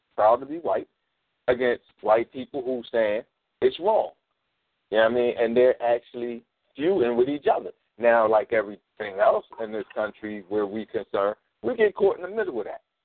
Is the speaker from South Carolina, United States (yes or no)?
no; Philadelphia, Pennsylvania, United States; I'm from North Philly